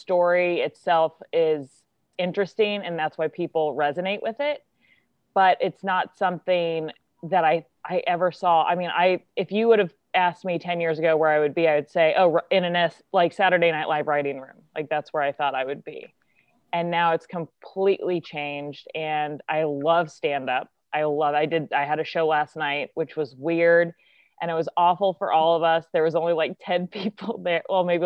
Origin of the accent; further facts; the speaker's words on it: Kansas City, United States; I am from Kansas City